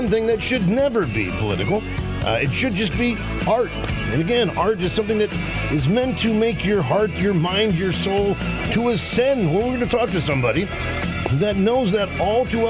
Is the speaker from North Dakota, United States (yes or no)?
no; Washington, District of Columbia, United States; moved away as an adult; now in Midwest, United States; I grew up in Washington, D.C., so that's my home territory